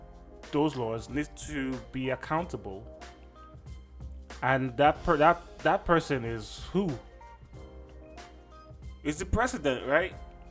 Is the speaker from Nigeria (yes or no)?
yes; Nigeria; as a Nigerian, yeah, man, it ticked me off, man.